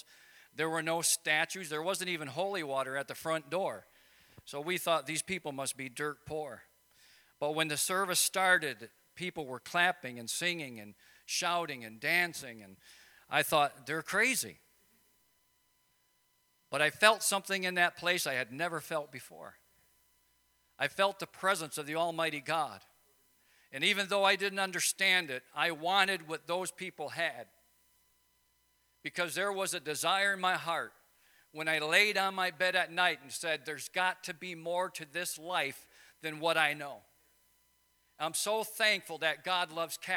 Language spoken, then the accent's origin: English; Wisconsin, United States; I'm from Wisconsin, you know, where we have two seasons